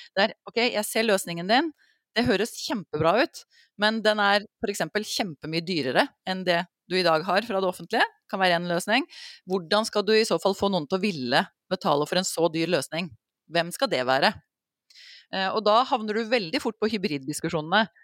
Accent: Norway

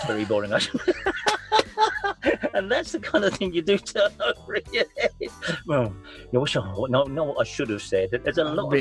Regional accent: London, United Kingdom; I'm from South London

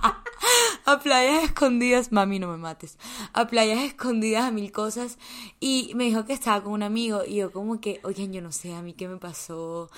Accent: Colombia; also born or lived in United States

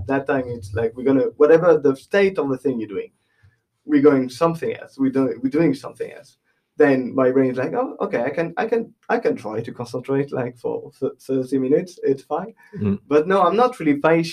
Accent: Les Sables d'Olonne, Pays de la Loire, France; English is a second language; moved away as an adult; also born or lived in Nantes; now in Bray, Ireland; I'm from my hometown is Les Sables d'Olonne

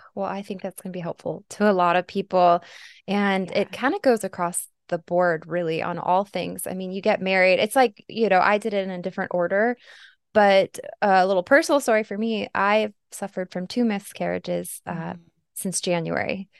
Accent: Arizona, United States; my home state, Arizona

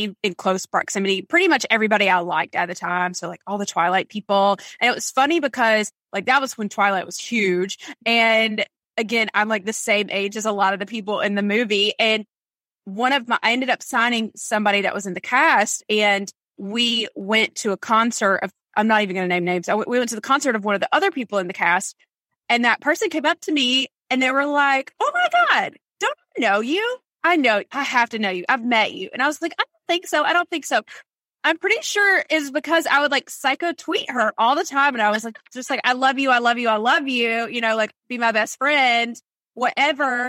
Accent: North Carolina, United States; also born or lived in Los Angeles; I grew up here in North Carolina.

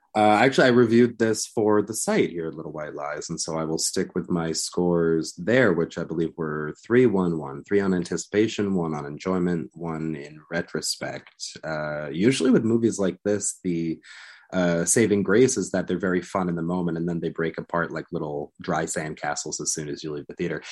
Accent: United States; I'm here as an American speaking with, with British colleagues

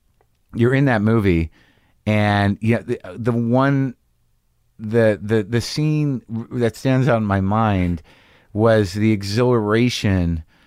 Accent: Albuquerque, New Mexico, United States; In Albuquerque.

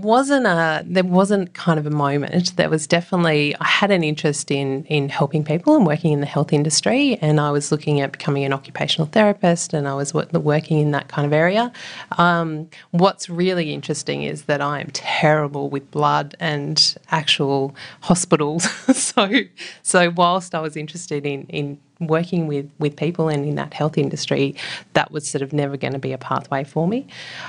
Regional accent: New South Wales, Australia; also born or lived in Mildura; So I was born down in Mildura on the banks of the Murray River. And then we moved up to the mid-north coast, a place just south of Coffs Harbour, Yeronga, and then up to Moolumba, right up on the New South Wales-Queensland border.

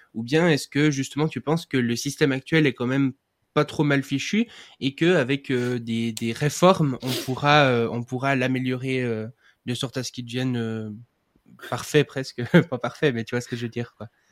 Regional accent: Switzerland; je suis suisse

